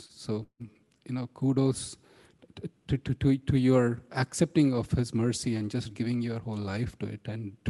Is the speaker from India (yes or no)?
yes; India; Growing up in India, and the impact of British culture was such that youth would be very embarrassed of their own culture and think it as superstitious and bogus.